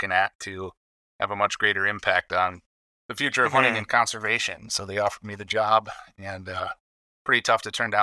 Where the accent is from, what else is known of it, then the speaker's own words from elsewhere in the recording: Wisconsin, United States; now in Minnesota, United States; Wisconsin. Wisconsin boy